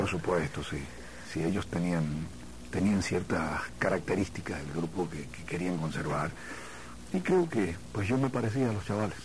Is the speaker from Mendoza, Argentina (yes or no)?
yes; Mendoza, Argentina; moved away as an adult; also born or lived in Chile / Cuba; yo soy de Argentina